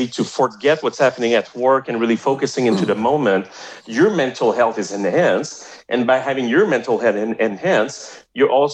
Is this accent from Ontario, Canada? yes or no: no; Montreal, Quebec, Canada; accent: French-Canadian (Montreal); first language French; English is a second language; my accent is from Montreal, right? It's a French-Canadian accent.